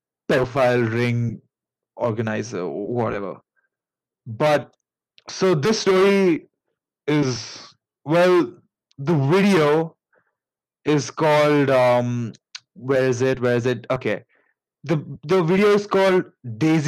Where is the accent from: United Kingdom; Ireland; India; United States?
India; accent: Indian; pardon my Indian accent